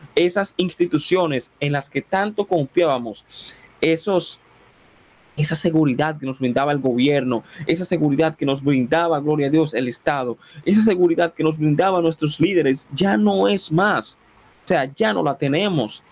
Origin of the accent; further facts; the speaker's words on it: Dominican Republic; No soy colombiano, no soy venezolano, soy dominicano